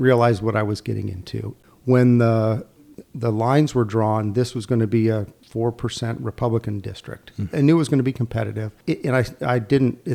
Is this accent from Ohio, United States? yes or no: yes; Ohio, United States; moved away as an adult; now in Greenville, United States; I was born in Ohio, moved to North Carolina in 98 and joined the faculty at ECU.